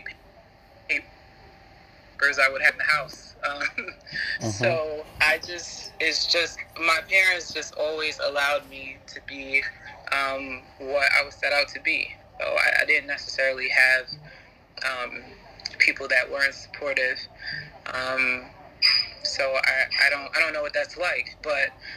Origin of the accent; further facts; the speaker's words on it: United States; as an American, but having African parents and African family